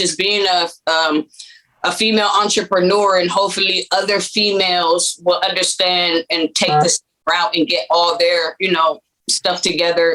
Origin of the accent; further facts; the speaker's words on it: Compton, California, United States; moved away as an adult; also born or lived in Texas; now in San Antonio, United States; originally I come from Compton, California.